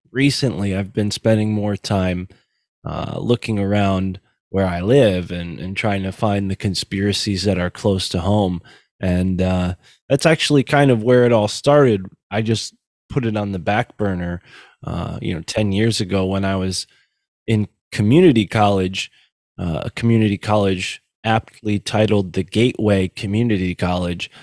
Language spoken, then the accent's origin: English; Connecticut, United States; Connecticut, which is where I'm from